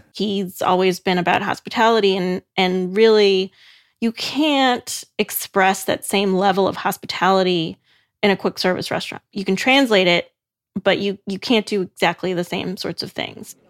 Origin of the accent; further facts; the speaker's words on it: Chicago, Illinois, United States; I'm from Chicago